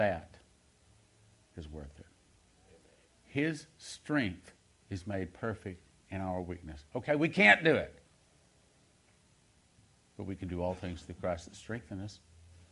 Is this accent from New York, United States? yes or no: no; Texas, United States; I'm from Texas